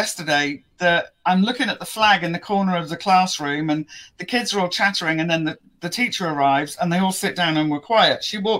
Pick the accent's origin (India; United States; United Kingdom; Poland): United Kingdom; England; I'm very patriotic when it comes to being English as well